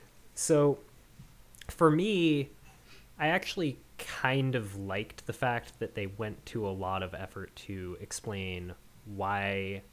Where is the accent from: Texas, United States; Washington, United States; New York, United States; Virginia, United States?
Washington, United States; Seattle; but you know, just I grew up